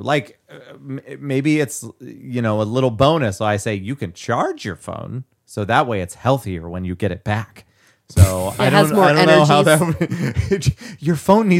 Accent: California, United States; I can say like as much as I want to because I'm from the Valley.

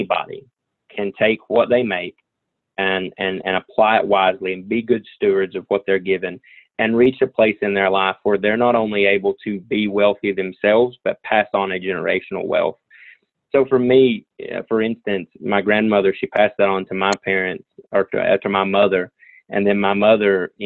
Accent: Southwest Virginia, United States; I'm from Southwest Virginia, so everybody calls this coal country

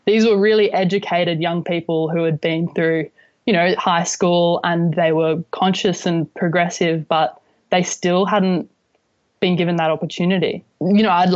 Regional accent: Alice Springs, Northern Territory, Australia; I grew up in Alice Springs, but my family were originally from Kadyatj country

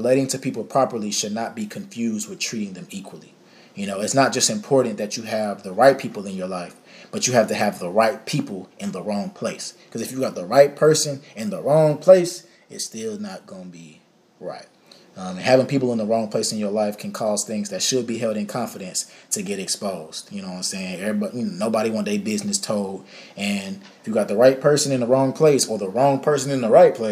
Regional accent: Dallas, Texas, United States; I'm from Dallas, Texas. I grew up you know, going to the Potter's House

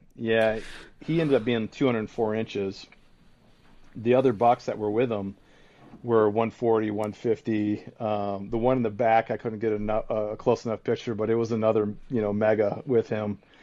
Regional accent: Michigan, United States; my hometown or my home state

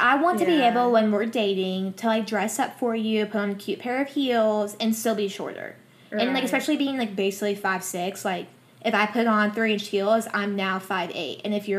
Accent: the South, United States; we are from the South

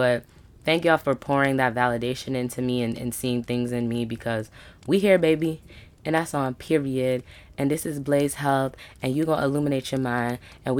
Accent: Brooklyn, New York, United States; born there; I am a Caribbean Black woman. My dad's side is from Trinidad. My mom's side is from Barbados. I was born in Brooklyn, New York.

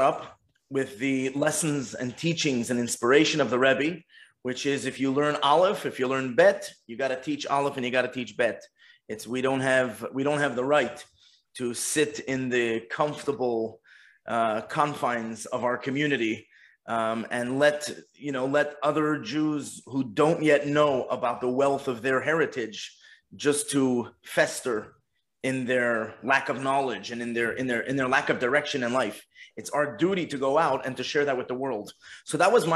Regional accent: Montreal, Quebec, Canada; moved away as an adult; now in Los Cabos, Mexico; I'm born and bred in Montreal, and grew up in the box called the Montreal Jewish Community

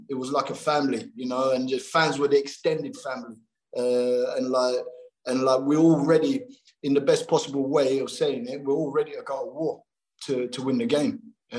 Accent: London, United Kingdom; being the Londoner from the big city and all

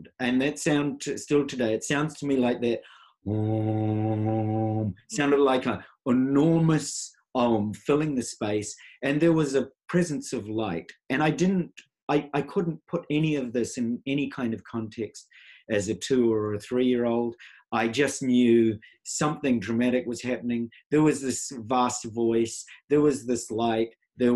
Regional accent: New Zealand; I was born in New Zealand. I'm a Maori Hawaiian by birth

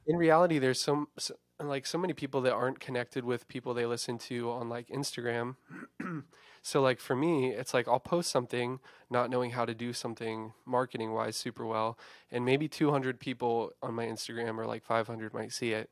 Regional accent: Eastern Shore of Virginia, United States; moved away as an adult; also born or lived in Nashville / Blacksburg; where I'm originally from on the Eastern Shore of Virginia

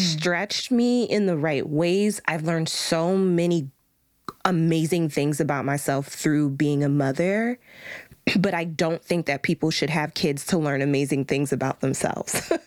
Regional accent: United States; we are american women raised by black American women

